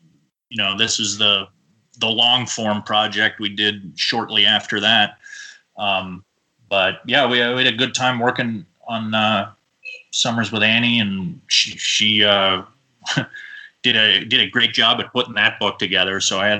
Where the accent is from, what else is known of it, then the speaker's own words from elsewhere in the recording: Boise, Idaho, United States; also born or lived in Los Angeles / Austin / Kissimmee; At this point, I am actually just moved into an apartment today in Boise, Idaho, which is mostly where I grew up. I was born in Los Angeles, and I've lived really all over the place.